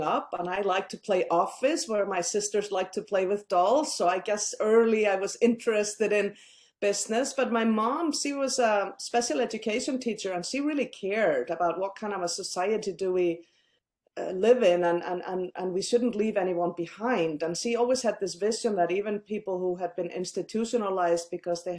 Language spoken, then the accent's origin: English; Iceland; I grew up in a country that currently leads the world when it comes to gender equality